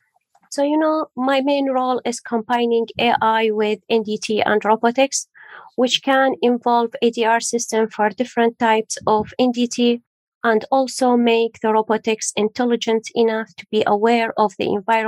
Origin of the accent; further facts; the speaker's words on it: Iraq; also born or lived in Syria / Jordan; now in United Kingdom; So originally I'm from Iraq, then I moved to Syria, then to Jordan, then to UK.